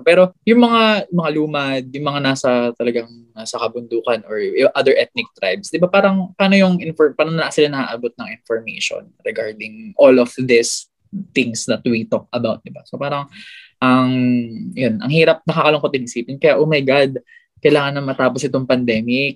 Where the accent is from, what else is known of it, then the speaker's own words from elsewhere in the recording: Aurora, Central Luzon, Philippines; Dito kasi sa amin sa Aurora